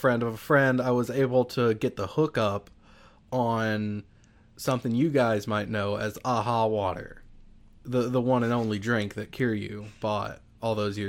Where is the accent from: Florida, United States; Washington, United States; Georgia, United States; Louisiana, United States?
Louisiana, United States; I am from Louisiana.